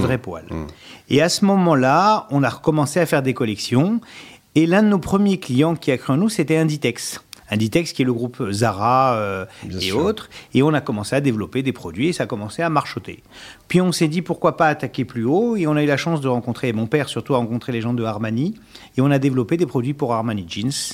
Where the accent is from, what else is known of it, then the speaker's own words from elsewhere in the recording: Sarcelles, Île-de-France, France; je suis né à Sarcelles dans le Val d'Oise et comme dans ma grande jeunesse, euh, il fallait savoir se défendre